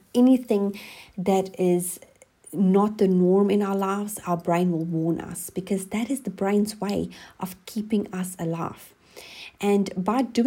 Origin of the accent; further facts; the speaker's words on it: South Africa; moved away as an adult; now in New Zealand; I'm originally from South Africa, and we have been living in New Zealand for the last 7 years.